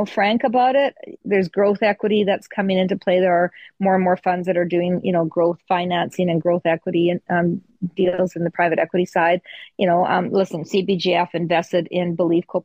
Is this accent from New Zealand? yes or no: no; Canada; we're Canadian